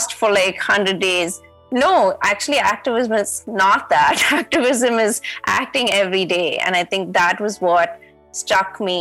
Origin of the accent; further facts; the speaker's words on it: Chennai, Tamil Nadu, India; moved away as an adult; also born or lived in Bangalore; I'm from Chennai